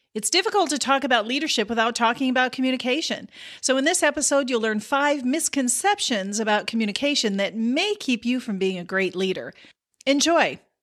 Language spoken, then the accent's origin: English; South Dakota, United States; I grew up in South Dakota